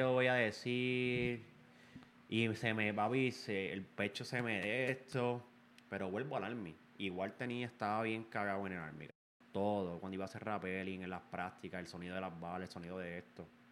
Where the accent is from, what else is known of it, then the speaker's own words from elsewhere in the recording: Puerto Rico; Yo soy un boricua.